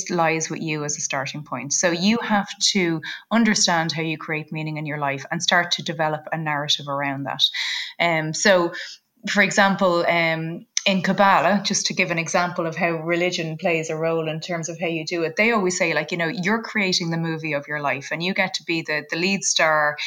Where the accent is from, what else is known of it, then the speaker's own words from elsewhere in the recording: Ireland; we're both Irish